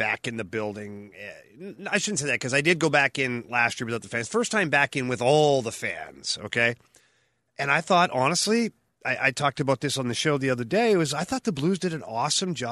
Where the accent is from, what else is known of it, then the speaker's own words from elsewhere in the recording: Canada; now in United States; I'm Canadian.